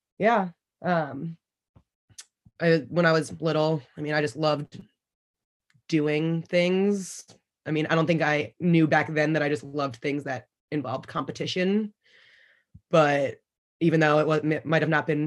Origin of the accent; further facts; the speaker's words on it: Garden City, New York, United States; I'm from Garden City, New York on Long Island